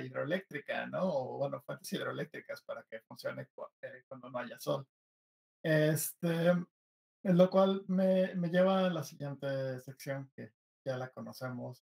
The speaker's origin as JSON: {"language": "Spanish", "country": "Mexico", "said": "yo como mexicano"}